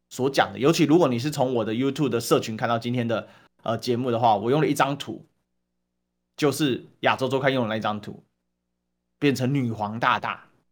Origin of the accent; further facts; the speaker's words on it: Taiwan; 我们台湾人